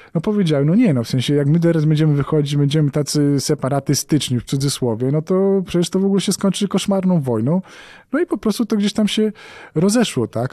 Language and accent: Polish; Poland; jestem dziennikarzem z Polski